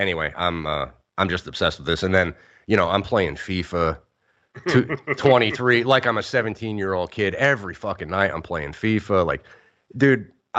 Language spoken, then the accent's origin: English; United States; as an American sports viewer and fan all my life